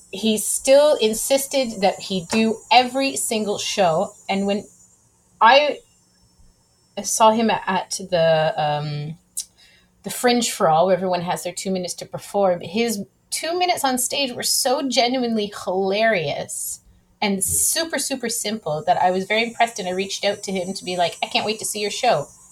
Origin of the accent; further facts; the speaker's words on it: Ridgeville, Ontario, Canada; moved away as an adult; also born or lived in Edmonton, Alberta; now in Quebec, Canada; I'm originally from the Niagara region in a little teeny town called Ridgeville, Ontario